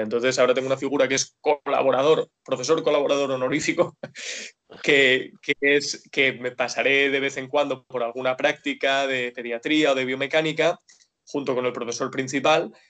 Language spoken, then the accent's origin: Spanish; Dénia, Valencian Community, Spain; also born or lived in Alicante; yo soy de Denia, vivo y trabajo ahora mismo en Denia